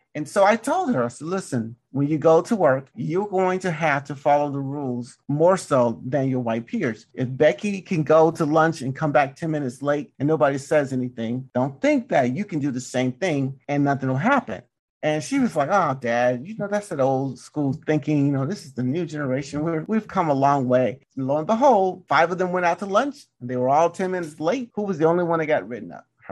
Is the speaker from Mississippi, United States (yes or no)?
yes; Mississippi, United States; I'm from Mississippi